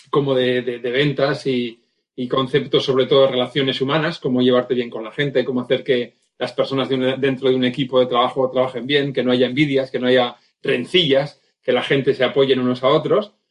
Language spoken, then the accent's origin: Spanish; Vitoria-Gasteiz, Basque Country, Spain; yo nací en Vitoria hace ya 51 años